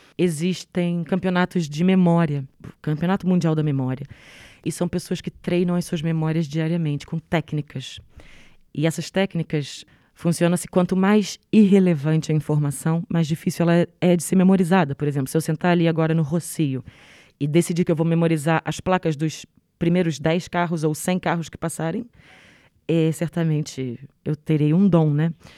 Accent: Rio de Janeiro, Brazil; accent: Rio (carioca); moved away; also born or lived in Três Corações, Minas Gerais, Brazil; Eu nasci em Minas Gerais, mas vivi no Rio de Janeiro, então tenho sotaque do Rio. Sou reconhecida como carioca

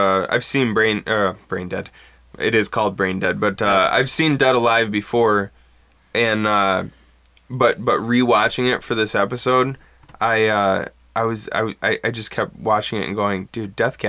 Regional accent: Bad Axe, Michigan, United States; I grew up in Bad Axe, where it was, you either played football and more than likely lived on a farm, or you skated and played

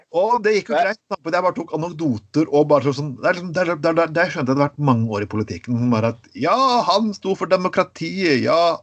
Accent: Telemark, Norway; jeg kom fra Telemark

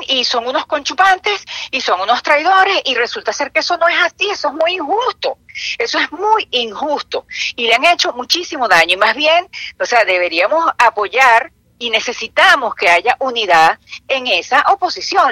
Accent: Venezuela; now in Florida, United States; yo soy una venezolana que estoy aquí

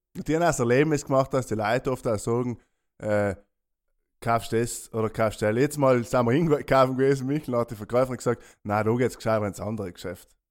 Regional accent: South Tyrol, Trentino-Alto Adige, Italy; bei uns in Südtirol

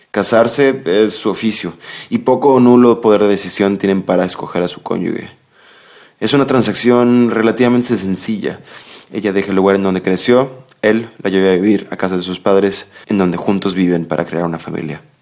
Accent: Mexico; Yo, como muchos mexicanos, por ejemplo, me había preguntado en algunas ocasiones

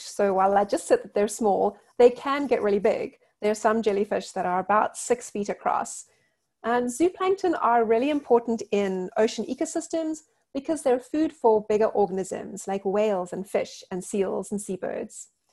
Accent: South Africa; Growing up in South Africa

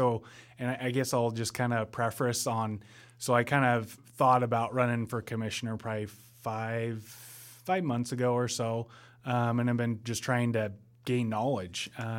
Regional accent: Oregon, United States; Born and raised in Jefferson County, graduated from Madras High School in 2007.

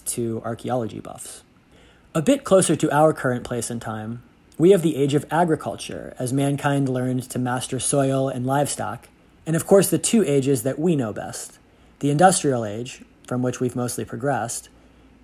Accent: Pittsburgh, Pennsylvania, United States; my hometown, Pittsburgh, Pennsylvania

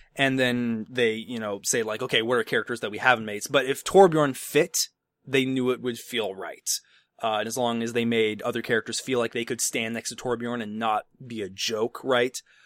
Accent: Chicago, Illinois, United States; I'm from the Chicago area

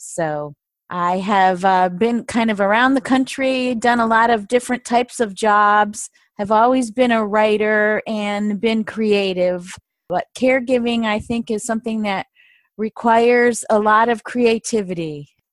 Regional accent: Michigan, United States; moved away as an adult; also born or lived in the South / East Coast; I was born and raised in Michigan

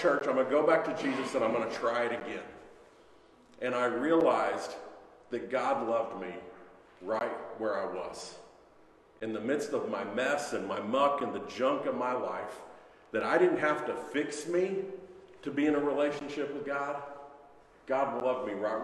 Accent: Missouri, United States; moved away as an adult; also born or lived in Philadelphia, Pennsylvania; My wife and I grew up in Missouri

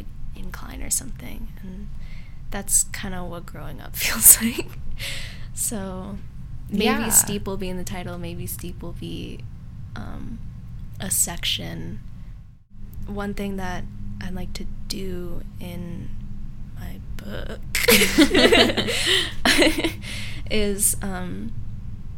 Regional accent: Seattle, Washington, United States; I actually had my first years here in South Lake Union

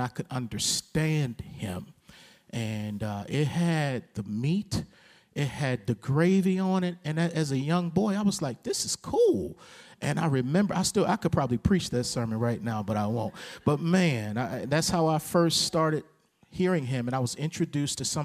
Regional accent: Baltimore, Maryland, United States; when I was a teenager in Baltimore. We're both from Baltimore, Maryland.

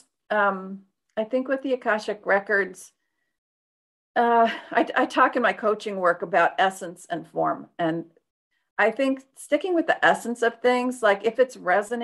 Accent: Detroit, Michigan, United States; I'm from Detroit

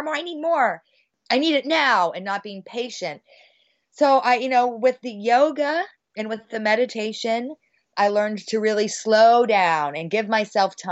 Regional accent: Bay Area, California, United States; I'm from the Bay Area

